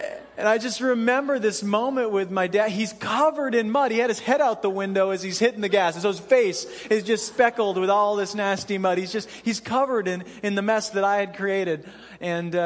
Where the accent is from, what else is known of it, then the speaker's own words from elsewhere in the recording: Cheyenne, Wyoming, United States; I grew up in Cheyenne, Wyoming, and in the springtime in Cheyenne, it's a lot like Alaska.